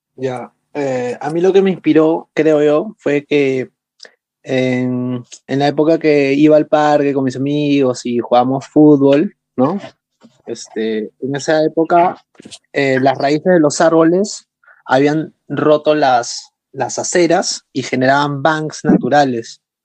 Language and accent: Spanish; Lima, Peru; soy de Perú, vengo de la ciudad de Lima